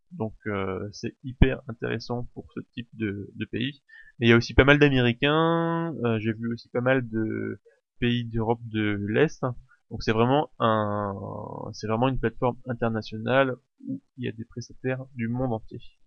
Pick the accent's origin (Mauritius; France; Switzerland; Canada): France; chez nous en France